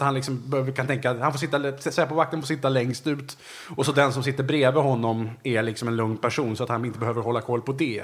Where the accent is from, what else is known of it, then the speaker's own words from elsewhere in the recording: Resarö, Stockholm County, Sweden; jag kommer alltså från en liten ö som heter Resarö som ligger utanför Vaxholm då, där jag är uppvuxen.